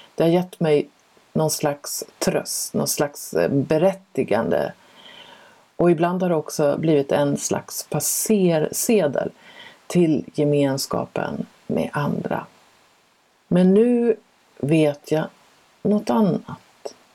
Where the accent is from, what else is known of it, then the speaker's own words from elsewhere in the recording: Sweden; first language Swedish; also born or lived in France; jag är ju svensk och jag har lekt med svenska i hela mitt liv